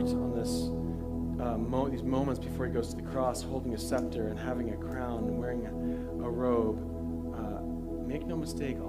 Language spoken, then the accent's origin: English; United States; as an American